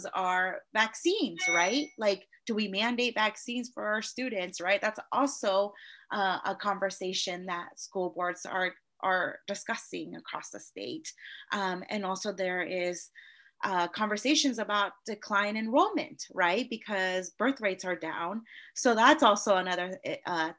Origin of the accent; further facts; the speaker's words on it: Novato, California, United States; I grew up in Novato